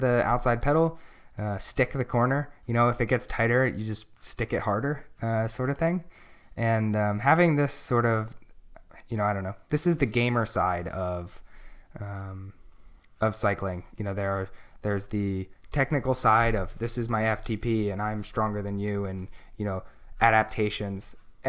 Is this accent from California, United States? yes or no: no; Pennsylvania, United States; So when I came to NorCal, I came from Pennsylvania, which is like a really big crit scene.